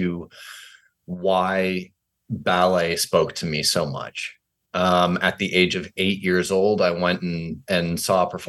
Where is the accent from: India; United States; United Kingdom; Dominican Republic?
United States; Fairfield, Connecticut; moved away; also born or lived in New York City; I was born in Fairfield, Connecticut